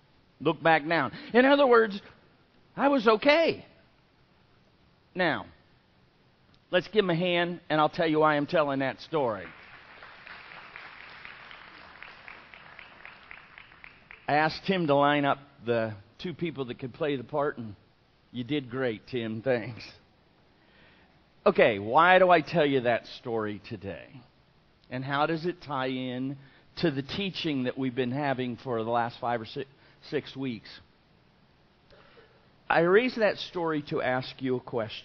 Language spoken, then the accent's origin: English; Florida, United States; I'm from Florida